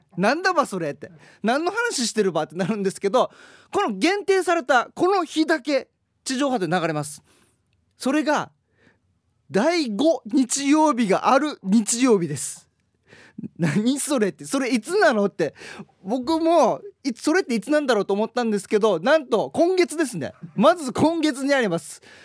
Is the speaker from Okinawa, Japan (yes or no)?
yes; Haebaru, Okinawa, Japan; 僕の地元でもあります、ハエバル町ヨナハの宇山市